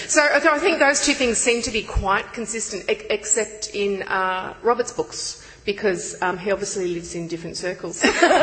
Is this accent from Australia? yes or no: yes; Australia; One of the problems with being Australian... our sense of humour doesn't always travel well.